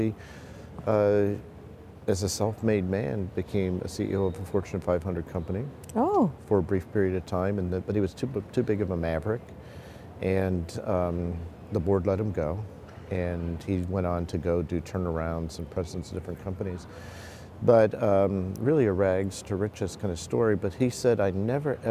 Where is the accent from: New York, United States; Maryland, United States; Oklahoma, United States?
Oklahoma, United States; Stilwell; I was born in Oklahoma and spent a lot of my early years in a town that was recently highlighted in the Washington Post, Stillwell, Oklahoma.